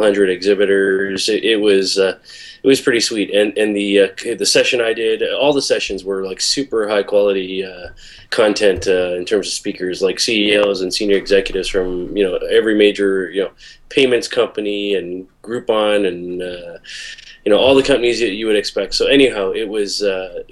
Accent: Toronto, Ontario, Canada; I'm a Toronto guy

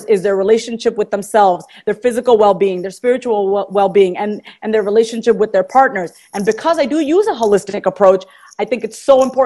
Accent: New York, United States; moved away as an adult; now in Kansas, United States; I'm from New York.

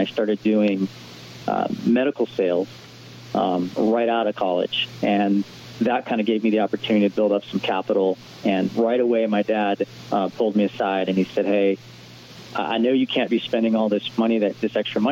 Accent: Honolulu, Hawaii, United States; moved away; also born or lived in Indiana; I grew up in Honolulu, Hawaii.

